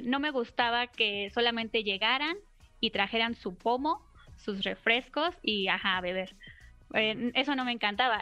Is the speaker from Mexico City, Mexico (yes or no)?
yes; Mexico City, Mexico; Soy de la Ciudad de México